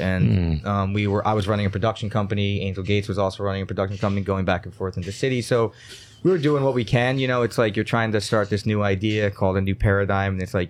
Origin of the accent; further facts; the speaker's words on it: Stone Ridge, New York, United States; Yeah, I also grew up in the area. I was born at home in Stone Ridge area. Grew up in that kind of Onteora.